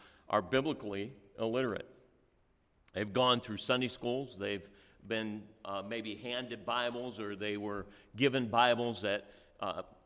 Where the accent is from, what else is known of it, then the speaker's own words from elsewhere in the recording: born in Cleveland, Ohio, Midwest, United States; moved away as an adult; also born or lived in Indiana; now in Dover, Delaware, United States; I grew up in the Midwest, and I was born in Cleveland, Ohio, and then went to Indiana and worked there for over 30 years.